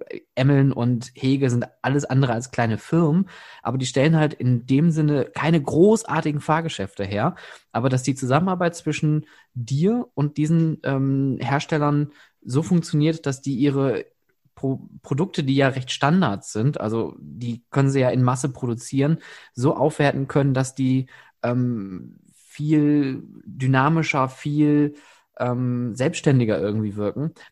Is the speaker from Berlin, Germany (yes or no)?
no; Oberhausen, North Rhine-Westphalia, Germany; born there; natürlich als gebürtiger Oberhausener nochmal so eine, so eine schöne Schnittstelle.